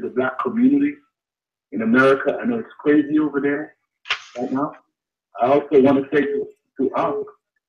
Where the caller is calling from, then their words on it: Canada; I'm calling from Canada.